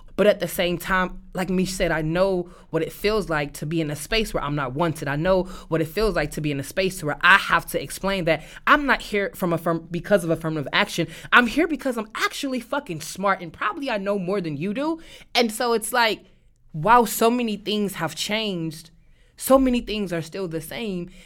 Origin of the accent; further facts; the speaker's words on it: St. Louis, Missouri, United States; moved away; I am from Saint Louis, Missouri